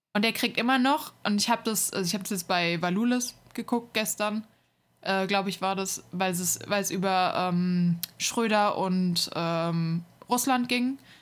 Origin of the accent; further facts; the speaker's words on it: Hesse, Germany; moved away; in der Stadt, wo, wo ich herkomme, ähm, war mal der Hessentag